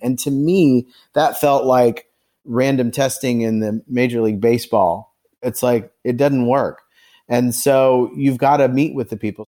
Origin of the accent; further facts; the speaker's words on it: Carmel, Indiana, United States; now in Nashville, United States; I grew up in Carmel, Indiana, on the north side of Indianapolis.